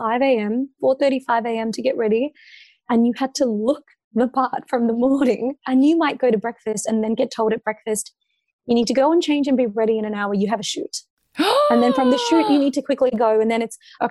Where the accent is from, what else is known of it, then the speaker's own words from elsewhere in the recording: Australia; I've never been more proud to be Australian